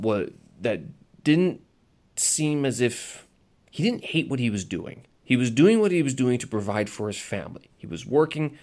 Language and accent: English; Canada; moved away; I'm Canadian. I hold a Canadian passport and I speak English very well